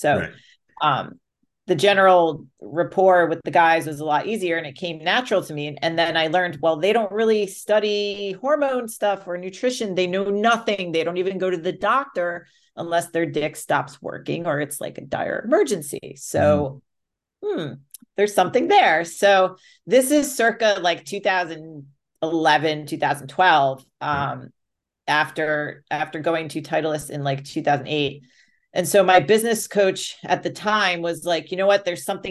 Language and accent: English; Greenwich, Connecticut, United States; And the town I grew up in Connecticut, Greenwich, very wealthy. A lot of well-off people. It was the first town outside New York City.